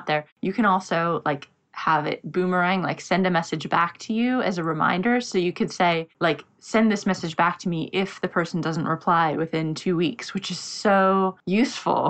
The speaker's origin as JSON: {"language": "English", "country": "United States", "moved": "yes", "lives_now": "London, United Kingdom", "said": "I'm in London, but I'm American"}